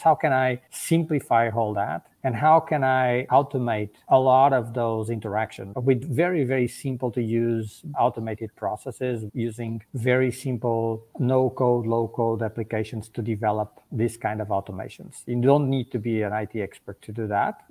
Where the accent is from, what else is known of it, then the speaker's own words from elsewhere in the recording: Portugal; moved away as an adult; now in Germany; I live in Germany. I'm originally from Portugal